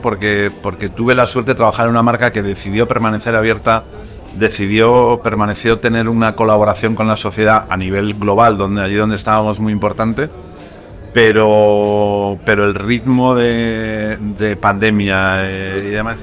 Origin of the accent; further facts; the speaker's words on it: Madrid, Community of Madrid, Spain; also born or lived in Zaragoza; yo vivo en Madrid desde que era pequeño, aunque no, yo nací en Zaragoza